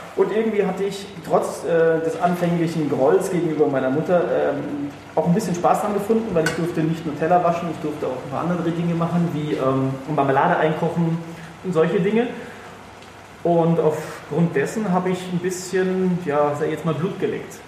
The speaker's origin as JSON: {"language": "German", "town": "Freiburg", "region": "Baden-Württemberg", "country": "Germany", "tie": "born or raised there", "said": "ich komme ja gebürtig aus Freiburg"}